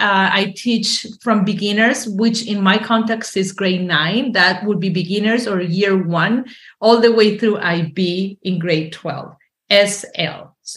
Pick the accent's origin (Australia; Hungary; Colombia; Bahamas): Colombia; Medellín, Antioquia; accent: paisa; English is a second language; moved away as an adult; now in Surrey, Canada; I'm from Colombia, Medellin, Colombia.